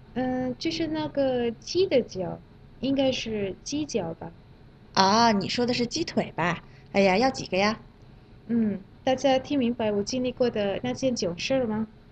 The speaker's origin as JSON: {"language": "Chinese", "country": "Malaysia", "second_language": "Chinese", "moved": "as an adult", "lives_now": "Beijing, China", "said": "我是来自马来西亚的"}